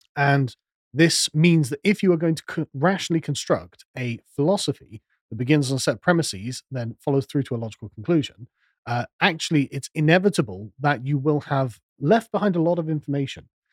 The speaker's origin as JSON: {"language": "English", "region": "England", "country": "United Kingdom", "said": "I'm an Englishman"}